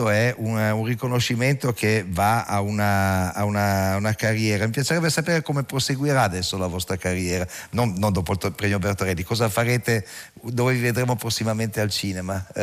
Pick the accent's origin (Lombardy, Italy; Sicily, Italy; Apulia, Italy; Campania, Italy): Campania, Italy; Caserta; Io sono